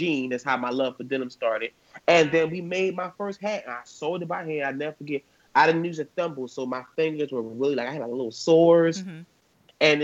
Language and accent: English; Philadelphia, Pennsylvania, United States; I grew up in West Philadelphia